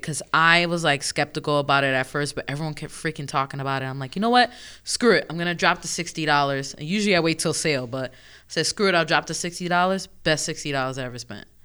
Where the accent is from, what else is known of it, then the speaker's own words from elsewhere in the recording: New York, United States; I'm from New York